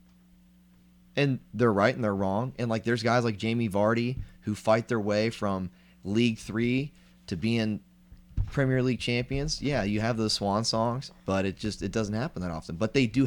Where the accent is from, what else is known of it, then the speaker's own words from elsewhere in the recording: United States; we're American.